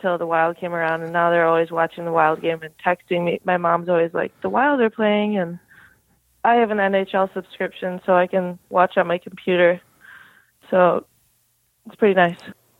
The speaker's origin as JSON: {"language": "English", "town": "Edina", "region": "Minnesota", "country": "United States", "tie": "born or raised there", "moved": "as an adult", "lives_now": "Buffalo, United States", "said": "I grew up in Edina, Minnesota, and I started playing hockey at about 6 years old. Edina is a huge hockey community, and obviously Minnesota is known as the state of hockey"}